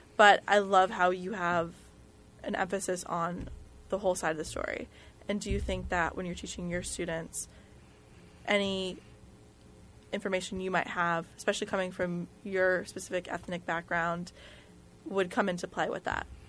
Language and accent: English; New Jersey, United States; growing up in New Jersey